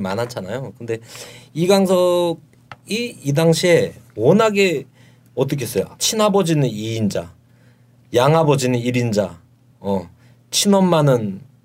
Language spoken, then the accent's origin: Korean; Yeongju, North Gyeongsang, South Korea; moved away; 고향이 경북 영주거든요